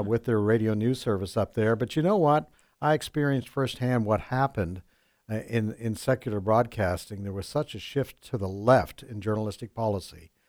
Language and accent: English; Vancouver, British Columbia, Canada; moved away as an adult; now in United States; I'm from Canada.